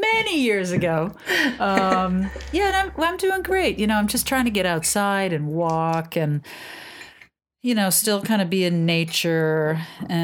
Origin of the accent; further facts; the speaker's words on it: New York, United States; But I'm a New Yorker